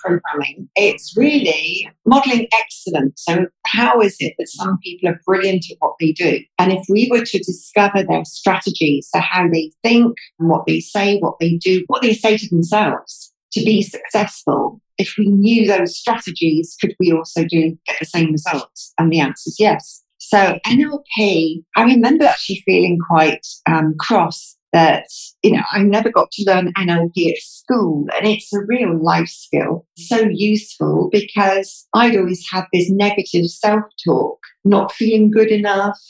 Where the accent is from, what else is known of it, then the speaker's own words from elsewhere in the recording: Devon, South West England, United Kingdom; moved away as an adult; also born or lived in London; now in Dubai, United Arab Emirates; I'm from the UK. Southwest. My family mainly come from Cornwall, but I was actually born and bred in Devon